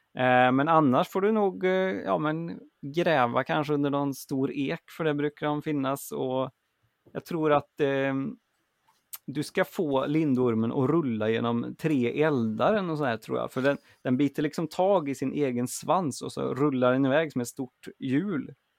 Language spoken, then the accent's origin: Swedish; Grums, Värmland, Sweden; moved away; i Värmland där jag växte upp